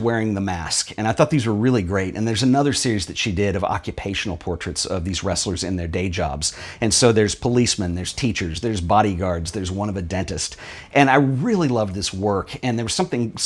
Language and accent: English; United States; when I was growing up in the United States